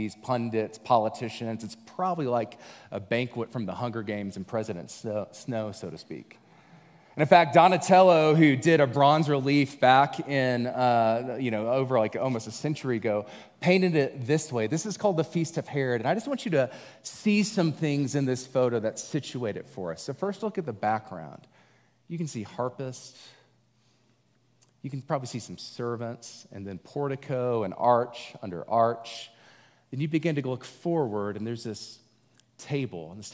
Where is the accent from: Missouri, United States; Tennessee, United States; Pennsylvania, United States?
Tennessee, United States; also born or lived in Louisiana; I grew up in Tennessee by way of Louisiana. I have Cajun parents